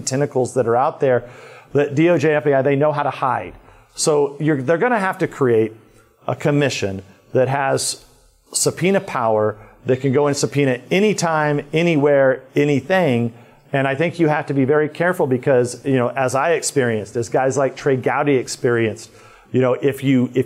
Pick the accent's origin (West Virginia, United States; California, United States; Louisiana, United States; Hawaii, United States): California, United States; the safe part of California